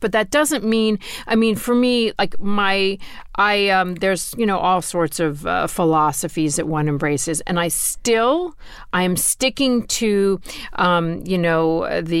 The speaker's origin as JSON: {"language": "English", "region": "Florida", "country": "United States", "tie": "born or raised there", "said": "Growing up in Florida, where, first of all, every day is a bad hair day for a Jewish girl"}